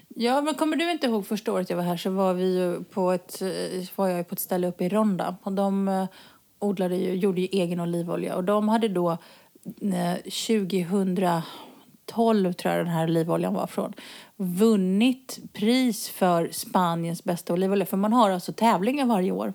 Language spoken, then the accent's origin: Swedish; Sweden; now in Spain; vi kommer från Sverige